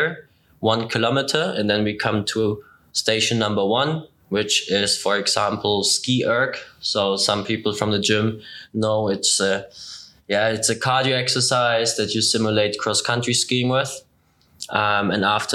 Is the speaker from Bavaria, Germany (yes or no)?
yes; Ingolstadt, Bavaria, Germany; I'm also from Ingolstadt, so just north of Munich where we are